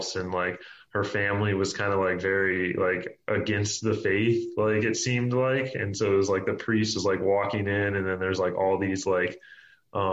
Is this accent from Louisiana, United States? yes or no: no; Tampa, Florida, United States; now in Milwaukee, United States; I grew up in Tampa, Florida